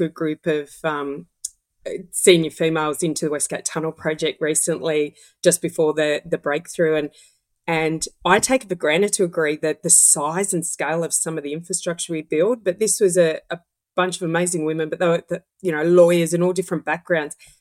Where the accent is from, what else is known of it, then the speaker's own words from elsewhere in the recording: Melbourne, Victoria, Australia; growing up in the West of Melbourne many years ago